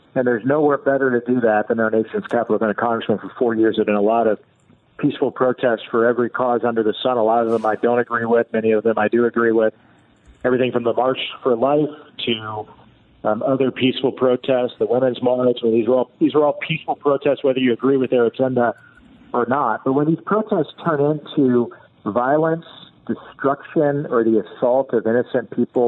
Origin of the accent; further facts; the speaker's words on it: Indiana, United States; my hometown in Indiana